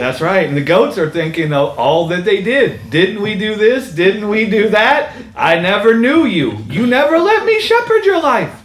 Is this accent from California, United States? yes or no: yes; Los Angeles County, California, United States; Born in Los Angeles County, in the great state of California